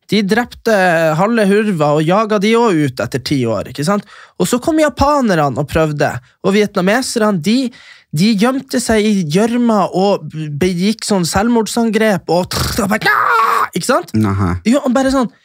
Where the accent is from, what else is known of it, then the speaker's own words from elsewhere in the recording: Fauske to Narvik, Nordland, Norway; Fauske til Narvik, det er der jeg er fra.